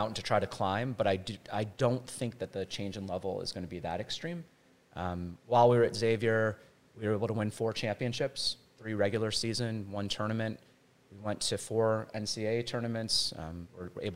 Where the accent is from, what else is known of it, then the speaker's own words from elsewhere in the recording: Ohio, United States; moved away as an adult; now in Lawrence, United States; I was born and raised in Ohio